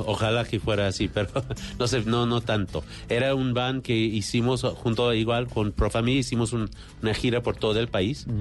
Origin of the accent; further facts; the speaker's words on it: New York, United States; Yo soy de Nueva York